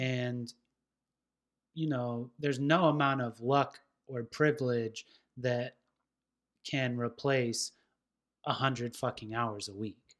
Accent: West Coast, United States; now in Nashville, United States; I was this pothead from the West Coast

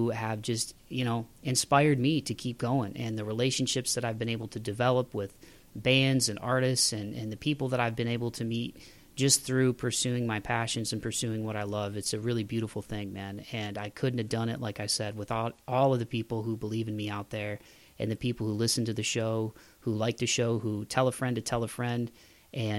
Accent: Toledo, Ohio, United States; Buckeye Cable Sports Network in my hometown of Toledo, Ohio

